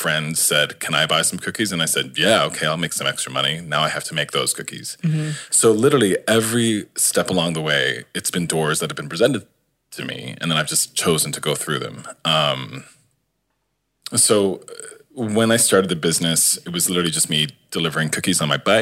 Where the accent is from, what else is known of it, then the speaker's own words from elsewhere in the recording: St. John's, Newfoundland and Labrador, Canada; moved away as an adult; also born or lived in Halifax; now in Toronto, Canada; I grew up in St. John's, Newfoundland, and not with a lot of money.